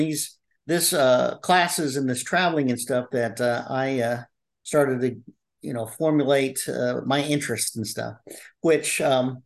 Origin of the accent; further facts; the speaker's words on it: Midwest City, Oklahoma, United States; also born or lived in Tulsa, Oklahoma; I was born in Tulsa, Oklahoma, but I was raised in Midwest City